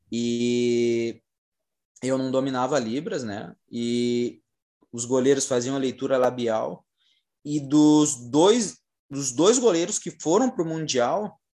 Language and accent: Portuguese; Brazil; a gente é, é brasileiro, né? A gente é brasileiro